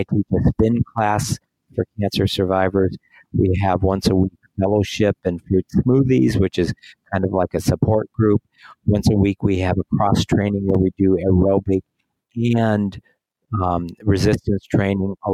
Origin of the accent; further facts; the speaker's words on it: South Dakota, United States; now in Des Moines, United States; I grew up in South Dakota, but I've been living here in Des Moines, Iowa for 30 years